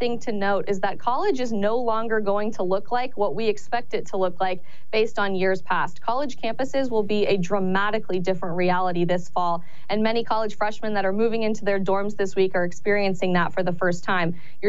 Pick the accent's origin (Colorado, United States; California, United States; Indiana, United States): Colorado, United States; I'm actually originally from Colorado as well, a state that has had its electorate dramatically changed due to an influx of individuals moving to Colorado and voting blue.